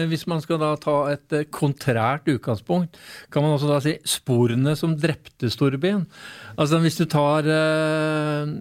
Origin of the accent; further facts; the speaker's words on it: Oslo, Norway; når jeg vokste opp på Bokerud, så når jeg så denne T-en, så tenkte jeg bare der er byen.